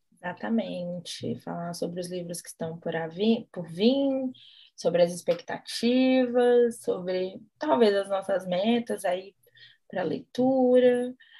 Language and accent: Portuguese; Brazil; a gente é brasileira